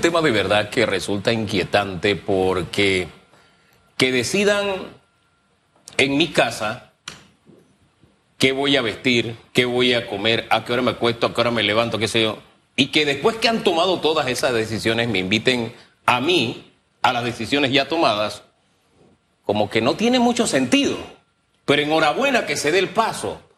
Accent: Panama; yo soy panameño

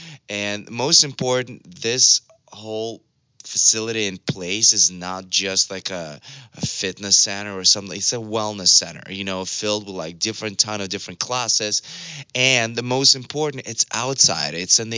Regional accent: Russia; also born or lived in Los Angeles, United States; now in Malibu, United States; I'm from Russia, and I'm here in LA, in Malibu right now. And, you know, I made it happen for myself. I had nothing, literally. You know, I come from a very regular family, a poor family from Russia.

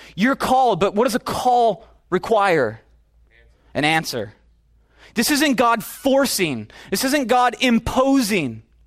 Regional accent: the Midwest, Minnesota, United States; now in California, United States; I'm from the Midwest, where it's like, it's like football in Texas. Wrestling in Minnesota, it's the deal

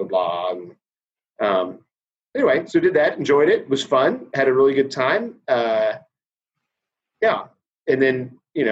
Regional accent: Denver, Colorado, United States; now in Dallas, United States; I grew up in Denver

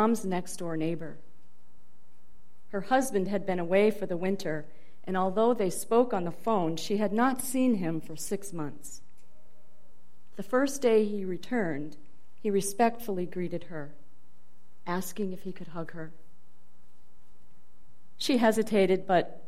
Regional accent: Dubuque, Iowa, United States; moved away; also born or lived in Boston; my hometown of Dubuque, Iowa

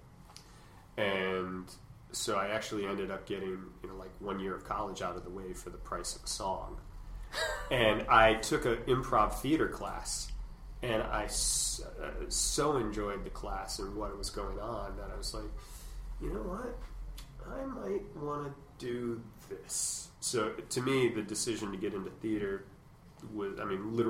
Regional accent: Brockport, New York, United States; moved away; Western New York, just outside of Buffalo, a small town called Brockport

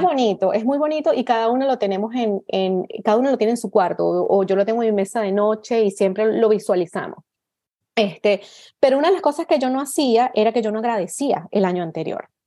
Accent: Venezuela; moved away as an adult; now in Canada; vivo en Canadá, soy venezolana, vivo aquí desde hace 13 eh, años

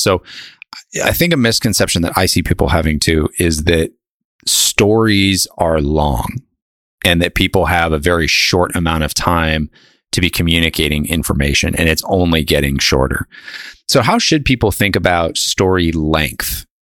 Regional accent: Northeast, United States; I went to school at Miami of Ohio, and I grew up in the Northeast.

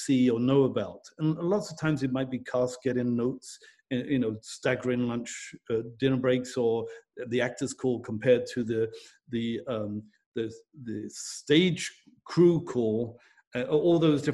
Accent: United Kingdom; I'm British

